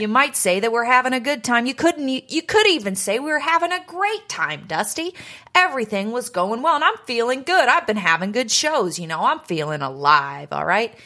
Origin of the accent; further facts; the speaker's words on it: Canada; moved away; in my hometown